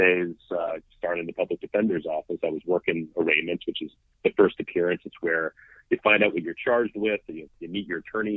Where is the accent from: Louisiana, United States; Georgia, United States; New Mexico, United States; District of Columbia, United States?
District of Columbia, United States; Washington; moved away as an adult; now in Brooklyn, United States; I grew up in Washington, D.C., so I haven't been in Brooklyn my entire life, but grew up in D.C.